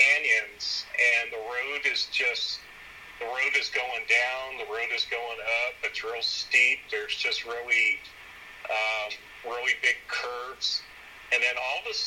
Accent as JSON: {"language": "English", "town": "San Antonio", "region": "Texas", "country": "United States", "tie": "born or raised there", "also_born_or_lived": "San Angelo, Texas", "said": "I grew up in San Antonio. I was born there"}